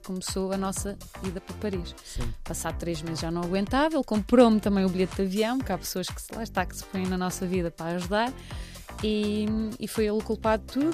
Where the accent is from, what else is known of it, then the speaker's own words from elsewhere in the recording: Cascais, Lisbon, Portugal; moved away as an adult; now in Porto, Portugal; Eu venho de Cascais, eh, nascida e criada em Cascais